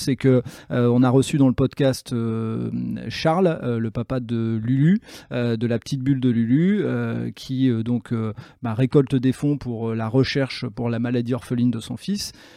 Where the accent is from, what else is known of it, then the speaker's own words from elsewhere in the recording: Nord, Hauts-de-France, France; quand on est du Nord